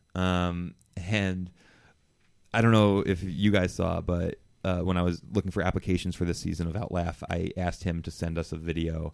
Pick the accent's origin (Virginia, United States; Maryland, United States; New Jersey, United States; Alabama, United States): New Jersey, United States; I am a Jew from New Jersey.